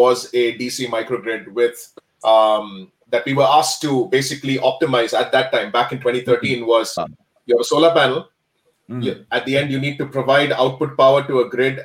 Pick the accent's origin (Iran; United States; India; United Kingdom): India; now in Calgary, Canada; I am from India